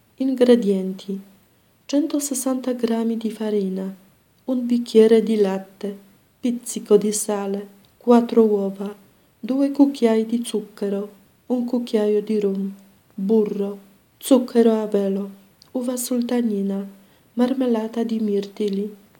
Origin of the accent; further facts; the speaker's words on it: Poland; moved away; sono polacca